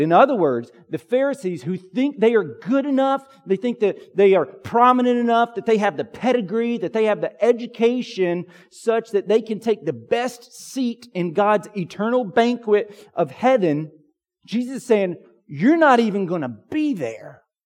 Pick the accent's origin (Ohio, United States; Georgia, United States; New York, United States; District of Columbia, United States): Georgia, United States; Pine Log; When I was a kid growing up in Pine Log, Georgia